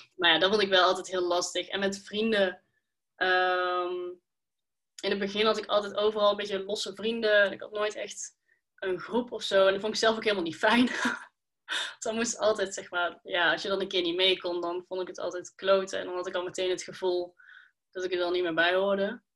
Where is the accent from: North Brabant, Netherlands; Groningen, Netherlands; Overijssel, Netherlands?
North Brabant, Netherlands; Schijndel; ik kom uit Schijndel